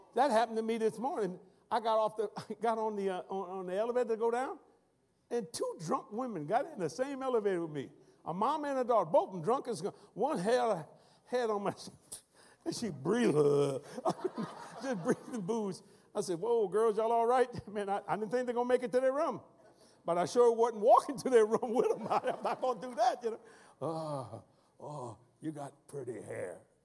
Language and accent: English; South Louisiana, United States; accent: Cajun; the way we talk in South Louisiana